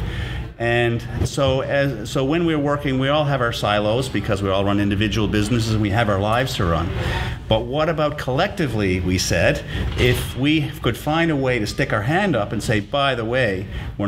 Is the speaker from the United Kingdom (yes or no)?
no; St. John's, Newfoundland and Labrador, Canada; now in Sydney, Canada; Born and raised in Newfoundland